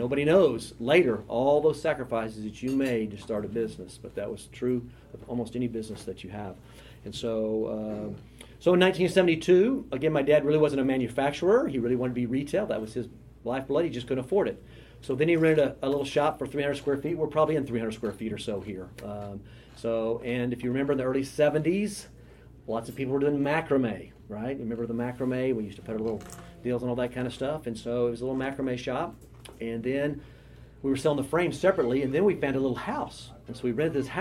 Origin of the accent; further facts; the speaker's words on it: Lawton, Oklahoma, United States; now in Oklahoma City, United States; I was born down in Lawton, Oklahoma